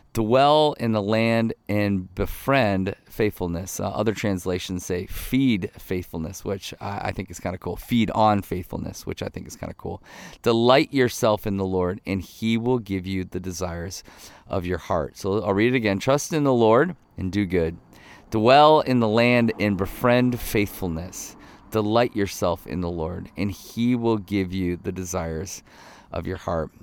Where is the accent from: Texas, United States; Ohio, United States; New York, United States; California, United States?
Ohio, United States; I grew up in Ohio. Most of my, my family's from northern Michigan.